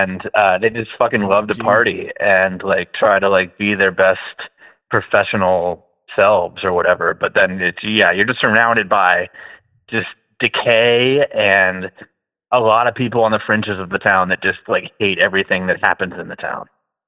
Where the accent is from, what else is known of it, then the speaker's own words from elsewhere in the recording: Cincinnati, Ohio, United States; moved away as an adult; also born or lived in North Carolina; now in Eugene, United States; I'm from Cincinnati originally, and then I went to Ohio State, and then I'm one of these grad school fuckers. I've been doing my PhD forever at UNC Chapel Hill and living in North Carolina for a while.